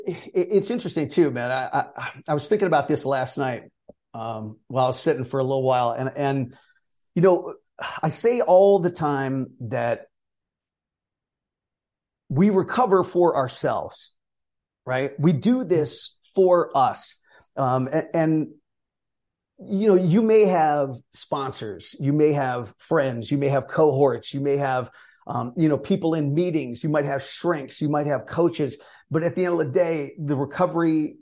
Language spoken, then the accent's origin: English; Northeastern Ohio, United States; I born and raised in Northeastern Ohio